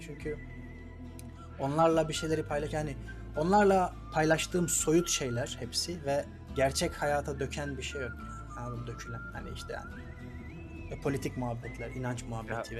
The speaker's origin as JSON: {"language": "Turkish", "town": "Pazar", "region": "Rize Province", "country": "Turkey", "tie": "born or raised there", "also_born_or_lived": "Ardeşen", "moved": "as an adult", "said": "pazarda büyürken, yetişirken"}